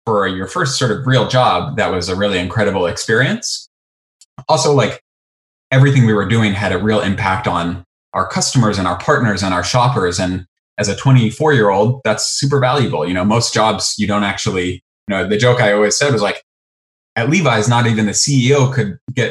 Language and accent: English; Indiana, United States; moved away as an adult; now in San Francisco, United States; I am from Indiana, and after college, I went to high school and college in Indiana.